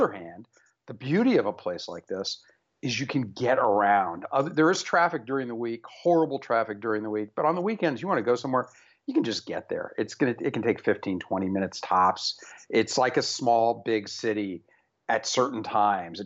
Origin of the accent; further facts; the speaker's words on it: Miami, Florida, United States; moved away as an adult; I was born in Miami, and for the time I was there, which was through 1974